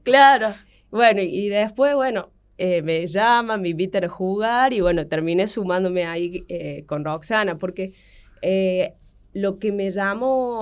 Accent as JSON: {"language": "Spanish", "town": "Río Cuarto", "region": "Córdoba", "country": "Argentina", "tie": "born or raised there", "said": "nosotros somos de Banda Norte"}